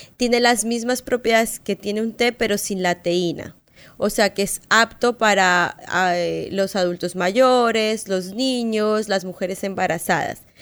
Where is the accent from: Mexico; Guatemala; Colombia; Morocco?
Colombia; moved away; yo soy colombiana y en Colombia es igual que acá